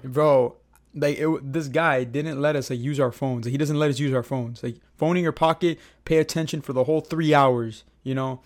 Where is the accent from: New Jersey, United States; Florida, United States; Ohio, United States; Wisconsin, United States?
Florida, United States; Miami; we're from Miami. We've been Miami Heat fans for, bro, ever since we came out of the womb